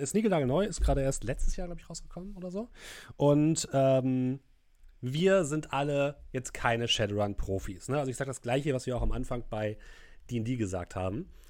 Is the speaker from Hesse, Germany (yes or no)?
no; Hamburg, Germany; als echter Hamburger